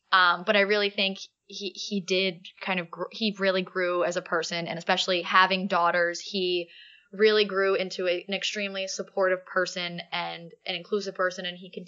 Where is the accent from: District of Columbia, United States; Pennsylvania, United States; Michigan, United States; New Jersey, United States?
Pennsylvania, United States; Philadelphia; we're from Philly. We're Philly people. We're Philly fans.